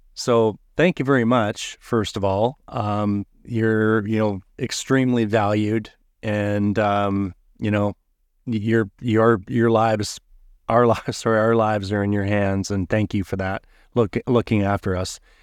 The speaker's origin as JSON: {"language": "English", "country": "Canada", "said": "I'm from Canada"}